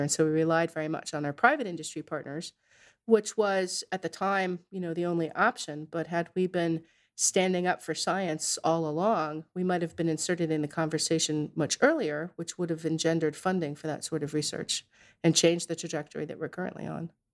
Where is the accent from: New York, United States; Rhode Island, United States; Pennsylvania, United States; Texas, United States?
Rhode Island, United States; Narragansett; I grew up in Narragansett in Rhode Island